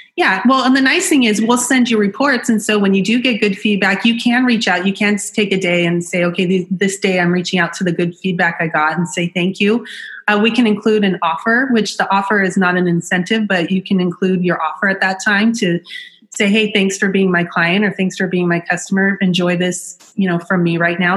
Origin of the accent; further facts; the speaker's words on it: Orange County, California, United States; I'm from Orange County